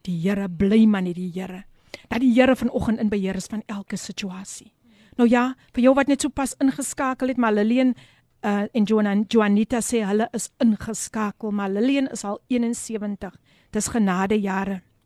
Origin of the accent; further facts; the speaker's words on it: Somerset West, Western Cape, South Africa; my geboortedorp. Ek moet dit met trots sê, Somerset Wes